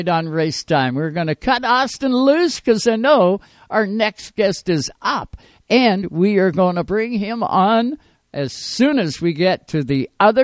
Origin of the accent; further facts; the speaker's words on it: Canada; I am from Canada